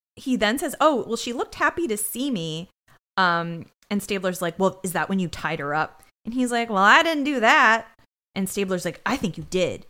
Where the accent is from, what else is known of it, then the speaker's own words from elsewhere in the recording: New England, United States; We're from New England